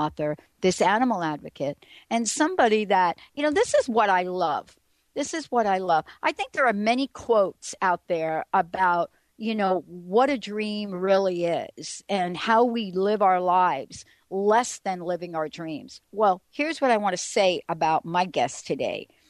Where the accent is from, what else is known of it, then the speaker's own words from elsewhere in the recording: New York City, New York, United States; moved away; I'm a girl from the Bronx. I grew up in a place where there is not much grass